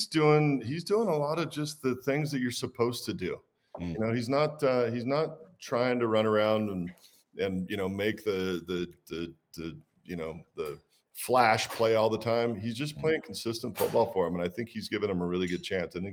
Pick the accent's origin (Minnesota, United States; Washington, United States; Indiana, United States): Washington, United States; Walla Walla; we're out in my hometown. The name Doubleback comes from the fact that I grew up in Walla Walla, went off and played ball, double back, and came back home.